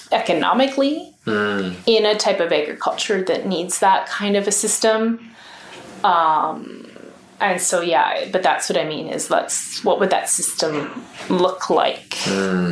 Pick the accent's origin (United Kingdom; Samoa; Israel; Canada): Canada; Alberta; as proud to be Canadian as I am Albertan